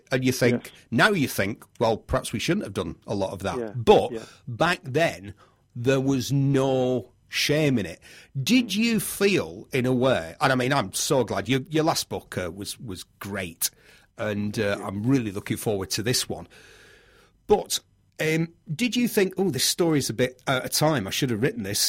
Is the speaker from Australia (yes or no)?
no; United Kingdom; growing up in Britain in the 70s